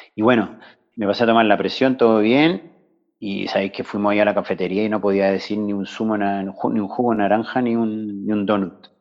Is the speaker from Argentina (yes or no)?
no; Chile; moved away as an adult; now in Barcelona, Spain; salí de Chile el 21 de julio, pero pasé el verano en Inglaterra y en Suecia y caí por acá en octubre. O sea que en octubre de este año cumplo 20 años en, Cataluña, en Barcelona